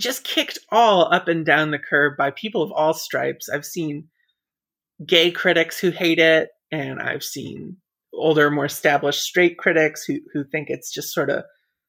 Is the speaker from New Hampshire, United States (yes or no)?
yes; New Hampshire, United States; I grew up in New Hampshire